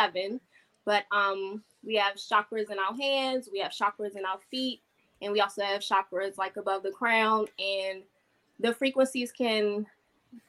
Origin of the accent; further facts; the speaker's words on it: Landover, Maryland, United States; now in Georgia, United States; I'm from Landover, but I currently live in Georgia.